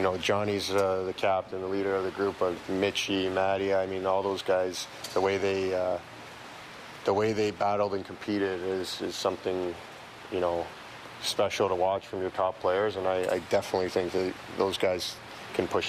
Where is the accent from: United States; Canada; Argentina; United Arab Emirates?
Canada; Toronto, Ontario; we're both from Toronto and we have our family here and we grew up here.